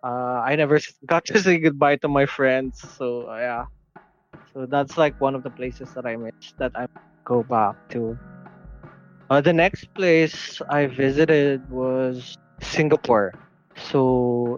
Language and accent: English; Dubai, United Arab Emirates; moved away; also born or lived in Philippines; Well, I was born in Dubai